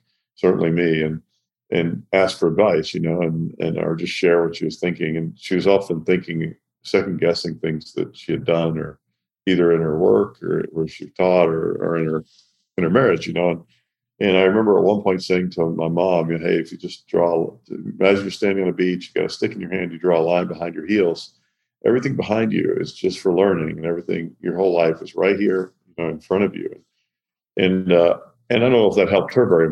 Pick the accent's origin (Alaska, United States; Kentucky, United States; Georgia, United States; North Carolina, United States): Kentucky, United States; Owensboro; I grew up in Owensboro, Kentucky.